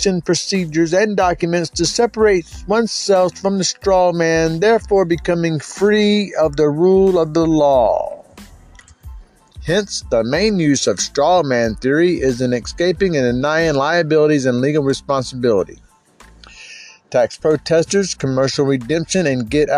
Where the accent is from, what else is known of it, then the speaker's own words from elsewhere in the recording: Florida, United States; I'm from Florida, so I'd be considered a Florida state national